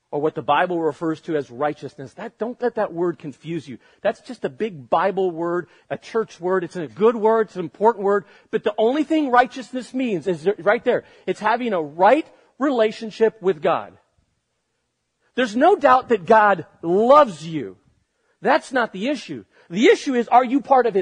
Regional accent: United States

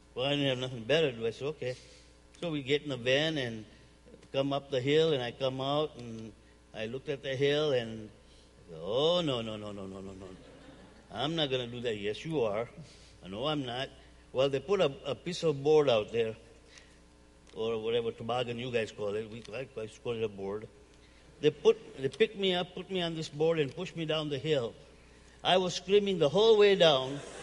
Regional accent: Uganda; now in United States; I'm originally from Uganda, East Africa. Um, came here in 1972.

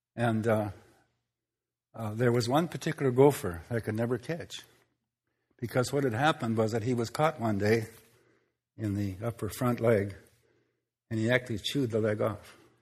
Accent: Minnesota, United States; where I grew up in Minnesota

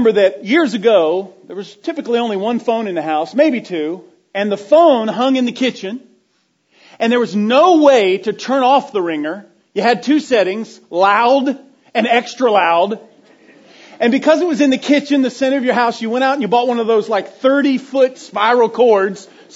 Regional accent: Florida, United States; being a 10-year-old boy growing up in Florida

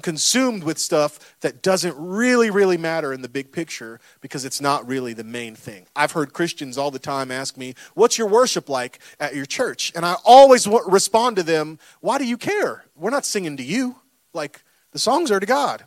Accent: Florida, United States; I'm from Florida

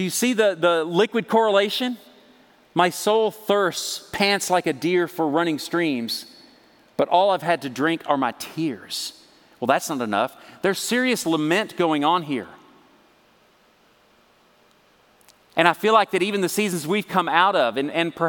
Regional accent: Texas, United States; I'm from Texas

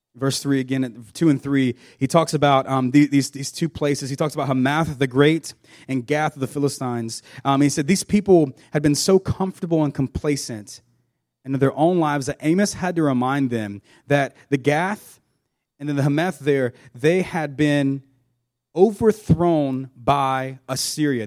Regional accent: South Georgia, United States; I grew up in South Georgia on a farm.

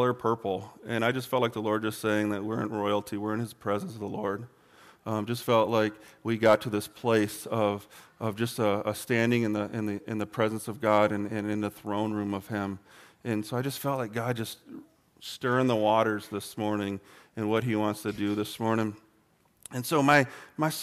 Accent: Michigan, United States; moved away; where I grew up in Michigan, it's pretty flat

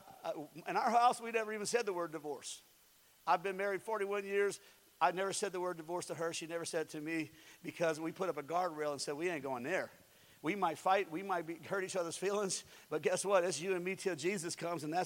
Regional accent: United States; I was born in the United States of America.

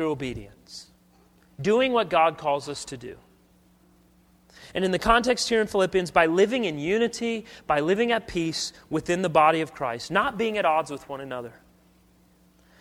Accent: United States; I love celebrating Independence Day as an American

